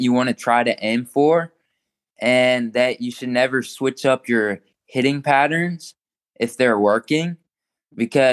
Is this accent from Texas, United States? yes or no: yes; Texas, United States; moved away; Texas is my hometown